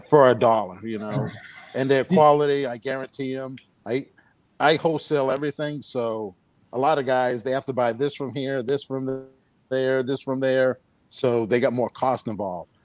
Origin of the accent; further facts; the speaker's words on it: New Bedford, Massachusetts, United States; moved away as an adult; also born or lived in Fort Worth, Texas; I'm from New Bedford, Massachusetts